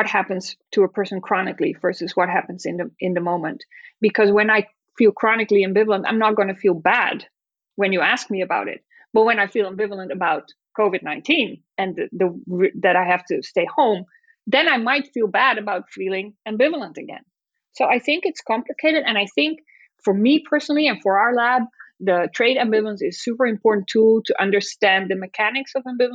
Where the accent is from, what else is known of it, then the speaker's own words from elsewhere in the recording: Netherlands; moved away; in the Netherlands, it's my home country